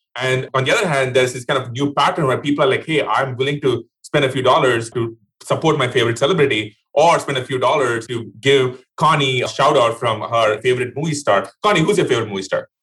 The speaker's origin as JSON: {"language": "English", "country": "India", "tie": "born or raised there", "moved": "yes", "said": "I grew up in India"}